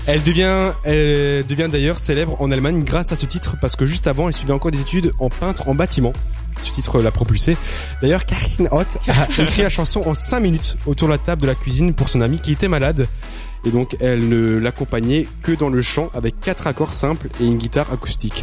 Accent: Strasbourg, Grand Est, France; moved away; je suis alsacien, je viens de Strasbourg

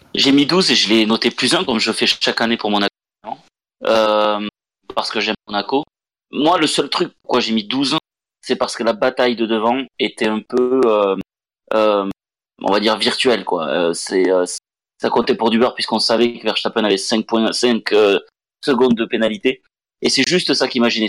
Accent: France; on est français

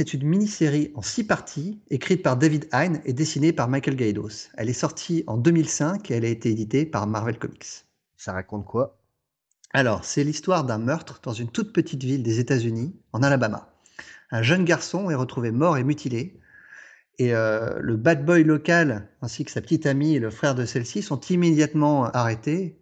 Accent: France; chez nous en France

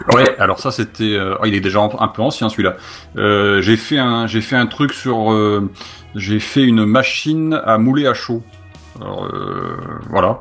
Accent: Bordeaux, Nouvelle-Aquitaine, France

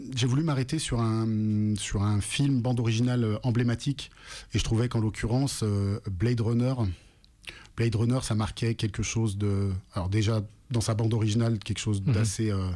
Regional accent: Lyon, Auvergne-Rhône-Alpes, France; Je viens de Lyon

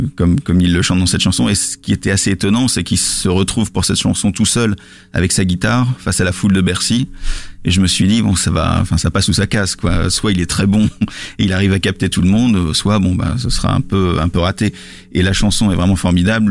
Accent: Lille, Hauts-de-France, France; je, suis pas parisien, je suis lillois

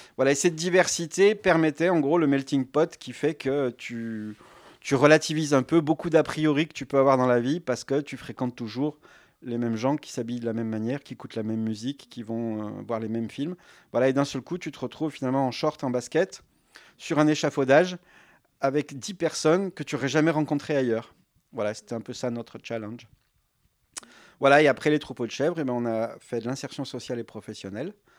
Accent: Lyon, Auvergne-Rhône-Alpes, France; moved away as an adult; now in Ardèche, France; je viens de Lyon

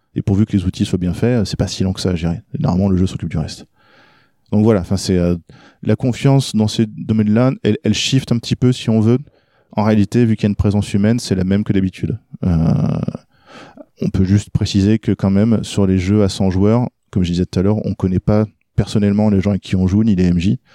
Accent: France; also born or lived in Norway; quand on est arrivé en France, que je suis né en Norvège, mais on s'est installé en France euh, quand j'avais 3-4 ans

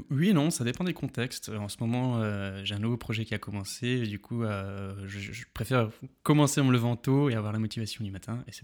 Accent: Stiring-Wendel, Grand Est, France; moved away as an adult; also born or lived in Metz / Paris; now in Berlin, Germany; je suis à Berlin depuis, euh, depuis 10 ans, 10 ans et 4 mois à peu près. Euh, j'ai grandi dans le nord-est de la France, en Moselle, donc très près de l'Allemagne.

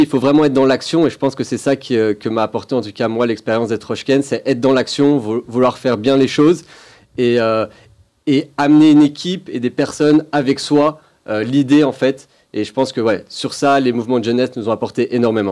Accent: Belgium; moved away as an adult; j'ai grandi en Belgique

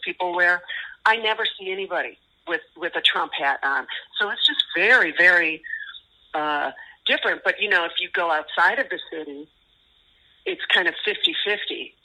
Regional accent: Los Angeles, California, United States; we are from Los Angeles, and our band started in 1985

